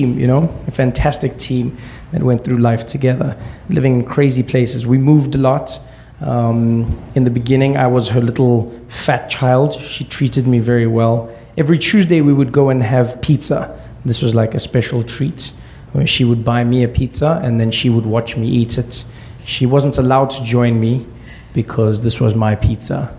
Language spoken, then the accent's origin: English; South Africa; we grew up in South Africa during apartheid